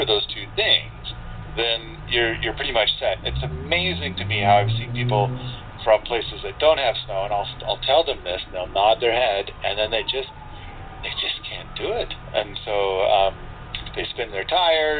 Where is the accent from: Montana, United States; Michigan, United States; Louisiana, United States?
Montana, United States; I'm from Montana.